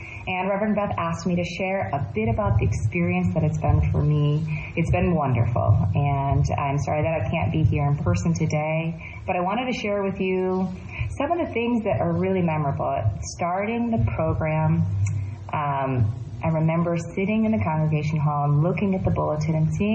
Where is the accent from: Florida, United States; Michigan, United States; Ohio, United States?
Michigan, United States; now in Davis, United States; I am from the Michigan region, and that's the Anishinaabe region